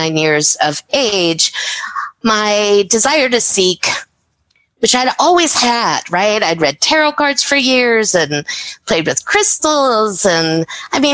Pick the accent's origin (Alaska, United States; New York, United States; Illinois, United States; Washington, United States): Illinois, United States; Chicago; I grew up in the Chicago area